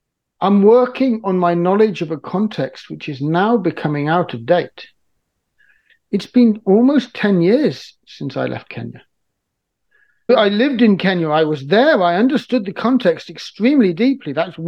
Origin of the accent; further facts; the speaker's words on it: Niger; I've been deeply aware of since I was a teenager growing up in Niger.